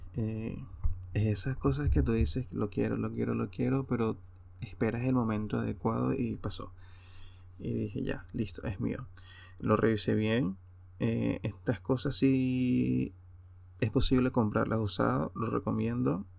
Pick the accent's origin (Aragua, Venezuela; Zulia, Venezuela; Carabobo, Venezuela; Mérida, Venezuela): Aragua, Venezuela; Hacienda Santa Teresa; moved away as an adult; now in Europe; la hacienda Santa Teresa en el Consejo Estado Aragua, mi tierra natal